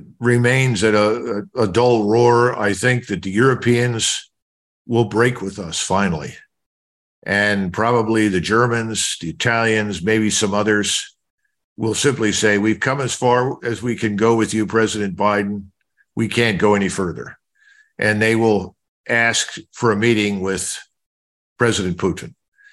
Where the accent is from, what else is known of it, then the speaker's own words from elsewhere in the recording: Philadelphia, Pennsylvania, United States; I grew up with Democrats in North Philadelphia.